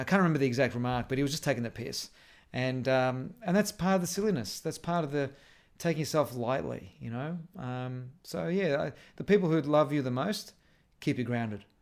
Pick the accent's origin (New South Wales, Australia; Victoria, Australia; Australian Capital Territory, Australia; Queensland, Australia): Victoria, Australia; Melbourne; also born or lived in Airport West, Victoria; we were living in our house in Airport West. We didn't move out of there until we were ten, then I was brought up in Essendon